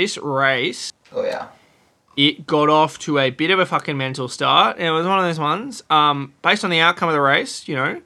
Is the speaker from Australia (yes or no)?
yes; Australia; As an Australian